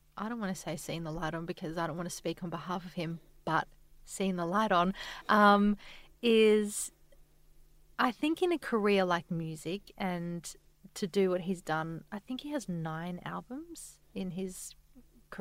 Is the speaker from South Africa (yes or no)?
no; Adelaide, South Australia, Australia; now in Sydney, Australia